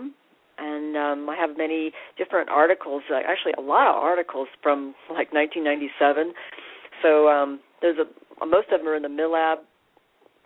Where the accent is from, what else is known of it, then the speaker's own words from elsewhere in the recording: Bay Area, California, United States; now in North Carolina, United States; I'm from Southern California, actually. Well, originally the Bay Area